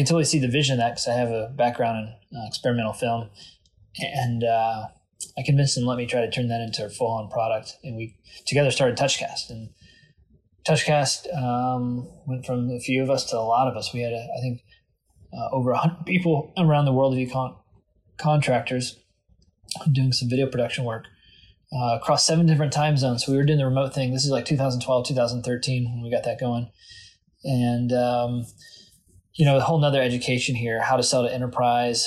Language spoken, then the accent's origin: English; Louisville, Kentucky, United States; moved away as an adult; also born or lived in Adair County, Kentucky / San Francisco / Boston / New York; I grew up in Southern Kentucky, actually in Adair County, or better known as Adair County. And when I was 7, I moved up to Jefferson County